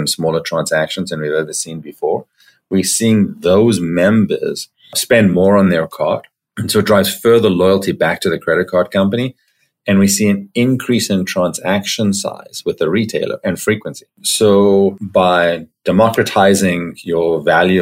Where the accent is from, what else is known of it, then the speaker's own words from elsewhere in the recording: Johannesburg, Gauteng, South Africa; moved away as an adult; now in Toronto, Canada; So I grew up in Johannesburg in South Africa, moved to Toronto, Canada when I was 18 years old.